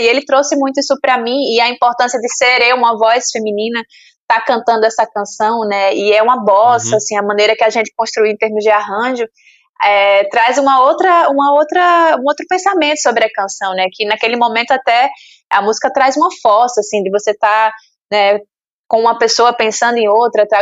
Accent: Sergipe, Brazil; eu lembro da minha infância em Sergipe

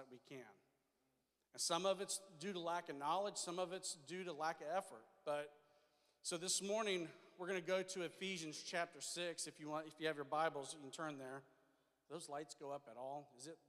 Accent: the South, United States; I'm from the South

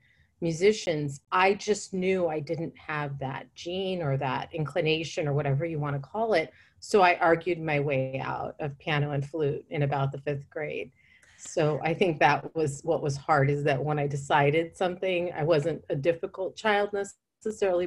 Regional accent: Fresno, California, United States; I was growing up in Central California, in Fresno, California, not in New York City

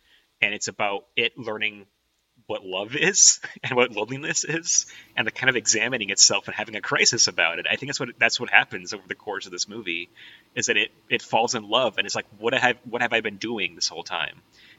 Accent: Los Angeles, California, United States; I'm from Los Angeles. I'm an LA guy through and through.

